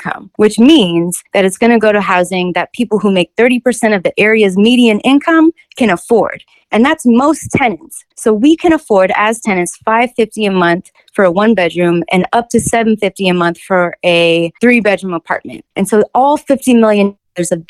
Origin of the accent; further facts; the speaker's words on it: Kansas City, Missouri, United States; I'm born and raised in Kansas City. I've lived here my whole life.